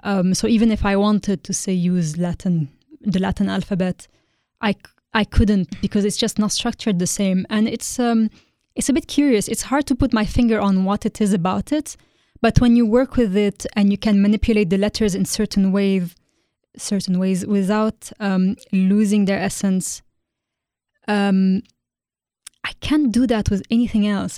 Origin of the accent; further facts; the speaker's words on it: Beirut, Beirut Governorate, Lebanon; moved away as an adult; now in London, United Kingdom; I'm originally from Lebanon. Uh, I grew up in Beirut, and I studied there